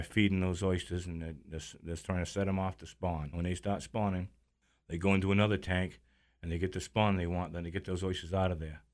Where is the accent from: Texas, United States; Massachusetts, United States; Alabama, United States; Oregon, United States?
Massachusetts, United States; Nantucket; Growing up on Nantucket